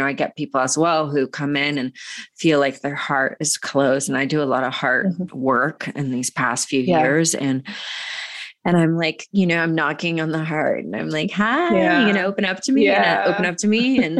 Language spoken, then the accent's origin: English; Georgia, United States; I grew up in Georgia going to the, you know, church.